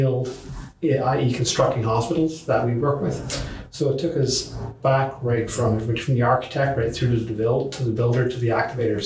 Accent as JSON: {"language": "English", "country": "Canada", "said": "as a Canadian"}